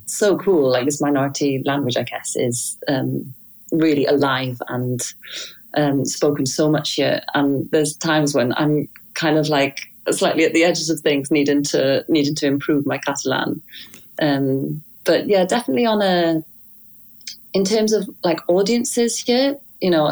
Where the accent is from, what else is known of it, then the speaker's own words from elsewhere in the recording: Wales, United Kingdom; I learned violin with my dad growing up in Wales